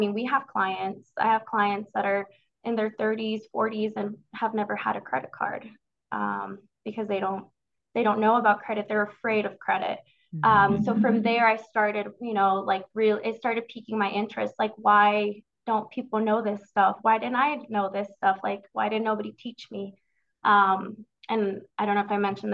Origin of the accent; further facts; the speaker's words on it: Denver, Colorado, United States; I grew up in the North Denver area. So I'm a Denver native